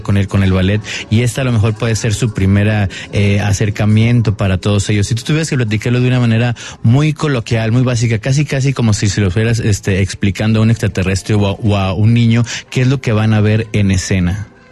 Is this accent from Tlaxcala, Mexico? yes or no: no; Guadalajara, Jalisco, Mexico; somos ese tipo de ciudad en la cual todos los días está pasando algo